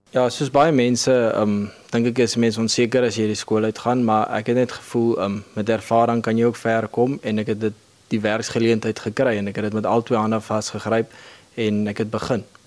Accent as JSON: {"language": "Afrikaans", "town": "Kakamas", "region": "Northern Cape", "country": "South Africa", "tie": "born or raised there", "said": "Ek is hier van die Omkakamas omgewing. Ek het hier groot geword"}